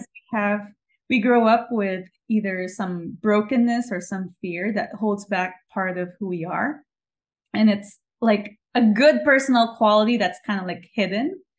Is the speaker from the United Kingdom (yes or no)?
no; Philippines; also born or lived in New York; now in Los Angeles, United States; I was born and raised in the Philippines.